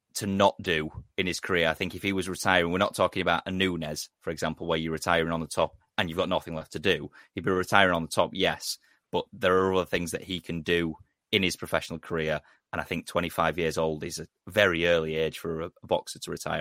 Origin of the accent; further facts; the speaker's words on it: England, United Kingdom; as an Englishman